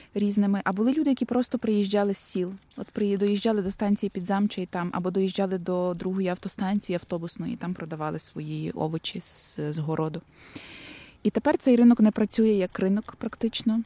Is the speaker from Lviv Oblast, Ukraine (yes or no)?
yes; Lviv, Lviv Oblast, Ukraine; я тут місцева